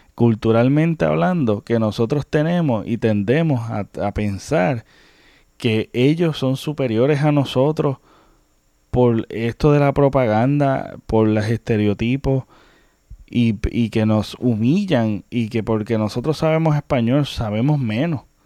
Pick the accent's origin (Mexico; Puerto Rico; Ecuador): Puerto Rico